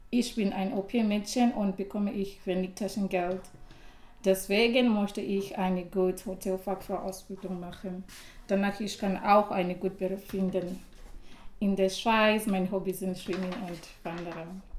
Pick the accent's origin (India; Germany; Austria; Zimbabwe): Zimbabwe; first language Shona; German is a second language; moved away as an adult; now in Switzerland; Meine Muttersprache ist Shona, weil ich komme aus Zimbabwe.